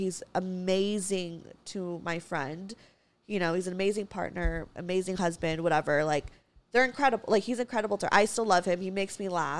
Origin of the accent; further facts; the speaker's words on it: Philippines; Because as a Filipino, my parents, full Trump supporters, you guys.